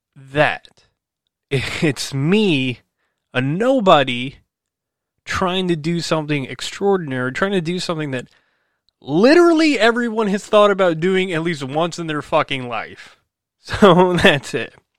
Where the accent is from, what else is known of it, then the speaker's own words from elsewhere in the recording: New Jersey, United States; also born or lived in New York City / Illinois; I was born and raised in New Jersey